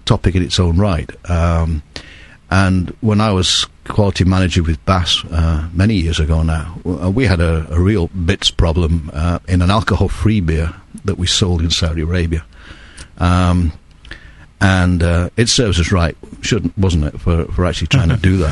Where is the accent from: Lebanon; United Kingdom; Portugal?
United Kingdom; England; being English brewers